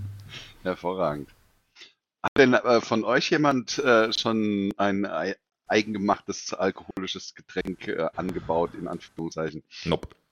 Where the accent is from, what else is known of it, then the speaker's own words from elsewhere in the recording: Hesse, Germany; als Hesse